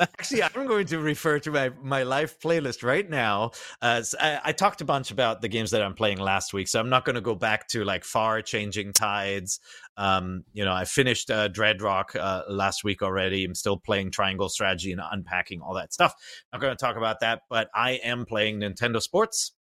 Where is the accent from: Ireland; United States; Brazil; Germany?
Germany; moved away; I grew up in Germany